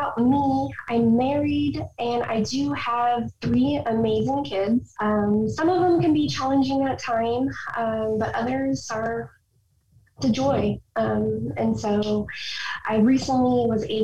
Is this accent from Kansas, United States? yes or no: yes; Overland Park, Kansas, United States; moved away as an adult; I grew up here in Oberlin Park, Kansas, in the Kansas area.